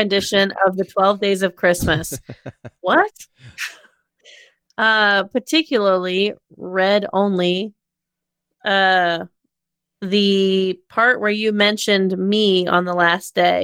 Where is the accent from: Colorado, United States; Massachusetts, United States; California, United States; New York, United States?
Colorado, United States; moved away; I would grew up in Colorado